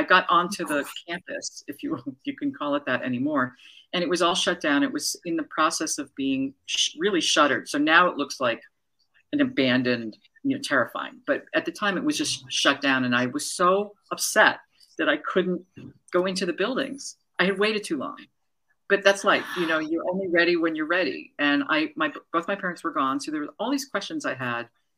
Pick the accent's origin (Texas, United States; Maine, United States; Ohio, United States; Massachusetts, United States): Massachusetts, United States; Newton; moved away; also born or lived in New York / Washington, District of Columbia, United States; I ended up coming back to Newton where I grew up